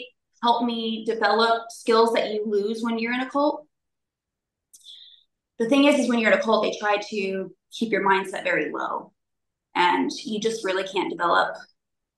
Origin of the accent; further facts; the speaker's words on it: Southern California, United States; also born or lived in Newport Beach / Los Angeles / Sacramento; we grew up kind of just all over Southern California